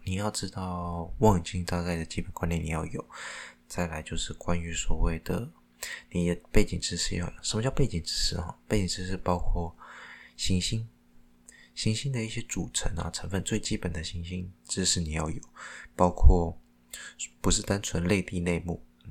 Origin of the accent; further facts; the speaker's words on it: Taiwan; 因为我是讲台湾话的，就是台湾话也很， 我讲台语的啦